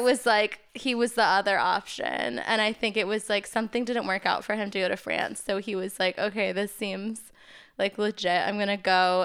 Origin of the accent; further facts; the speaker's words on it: Maine, United States; now in New York, United States; I grew up in Maine